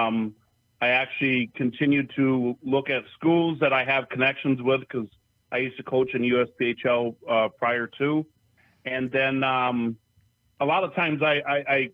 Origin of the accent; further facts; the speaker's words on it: Minocqua, Wisconsin, United States; also born or lived in Upper Peninsula, Michigan; Lakeland High School in Monaco, Wisconsin.